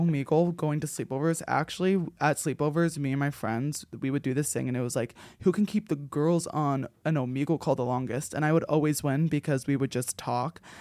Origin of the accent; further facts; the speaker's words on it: New Jersey, United States; moved away; growing up in New Jersey